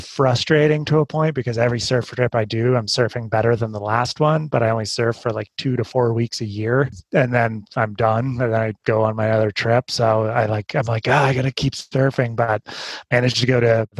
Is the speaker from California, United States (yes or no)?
yes; Santa Cruz, California, United States; also born or lived in Squaw Valley, California; I grew up surfing because I grew up in Santa Cruz